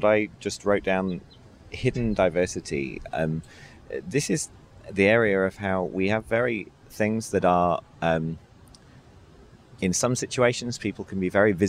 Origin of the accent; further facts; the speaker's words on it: United Kingdom; I'm British